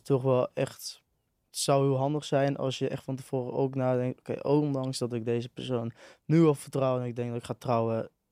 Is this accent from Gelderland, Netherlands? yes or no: no; a village just north of Enschede, Overijssel, Netherlands; Ik kom eh, uit een dorpje net boven Enschede.